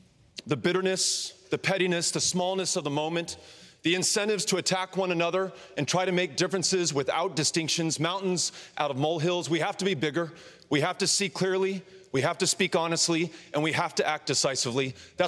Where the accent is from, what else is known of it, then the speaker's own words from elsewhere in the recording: El Paso, Texas, United States; my hometown of El Paso, Texas